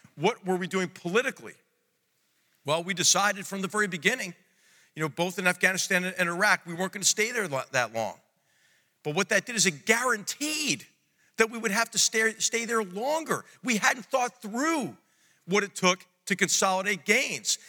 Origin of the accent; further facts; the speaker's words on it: Philadelphia, Pennsylvania, United States; my hometown of, of Philadelphia, Pennsylvania